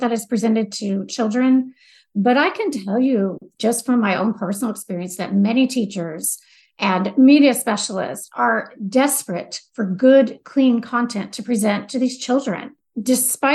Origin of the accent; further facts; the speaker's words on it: the South, United States; I am from the South